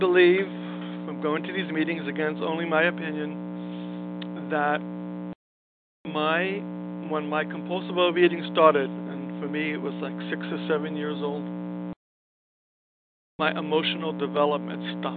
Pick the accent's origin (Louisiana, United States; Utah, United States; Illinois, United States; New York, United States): New York, United States; New York City; born or raised there; now in Los Angeles, United States